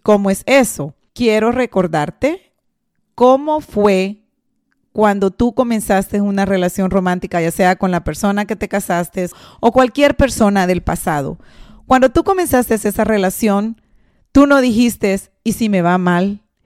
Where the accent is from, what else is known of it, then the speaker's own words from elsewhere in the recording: El Salvador; moved away; muchos de nosotros, si no es que la mayoría de personas que emigramos del Salvador, porque yo soy de Salvador